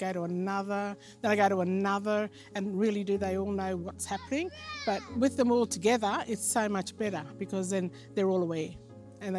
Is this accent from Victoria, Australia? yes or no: no; Kuranda, Queensland, Australia; I come from Kuranda, North Queensland